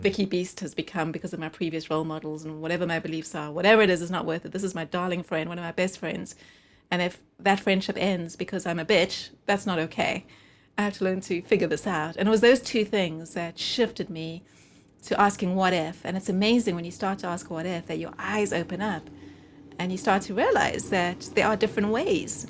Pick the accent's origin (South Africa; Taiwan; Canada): South Africa; also born or lived in United Kingdom; now in Los Angeles, United States; we're living in the U K as a New Yorker and a South African